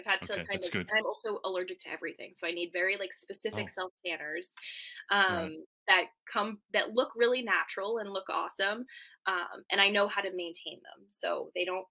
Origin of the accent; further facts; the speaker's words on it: Rhode Island, United States; now in New Hampshire, United States; I grew up in Rhode Island, where we're like the ocean state because we have oceans. So when I moved here